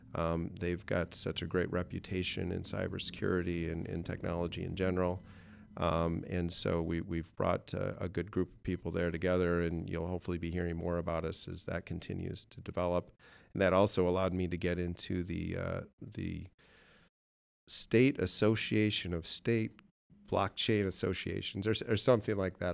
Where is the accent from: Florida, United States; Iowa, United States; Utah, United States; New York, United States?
Iowa, United States; Okoboji; Grew up in Okeobogee